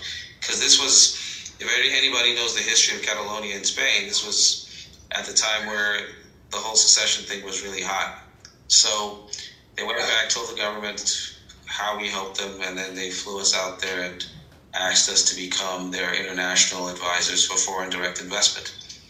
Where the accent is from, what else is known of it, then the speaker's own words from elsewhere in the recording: Nigeria; born there; I was born in Nigeria, but grew up around the world.